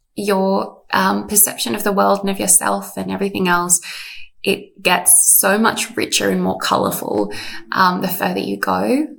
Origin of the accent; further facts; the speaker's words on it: Canberra, Australian Capital Territory, Australia; moved away as an adult; also born or lived in Sydney; I grew up in Canberra, moved to Sydney to do Bible college